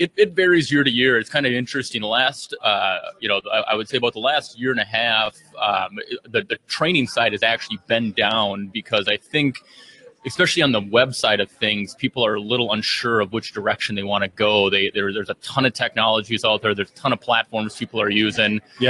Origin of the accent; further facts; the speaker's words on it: St. Paul, Minnesota, United States; I'm from St. Paul, Minnesota.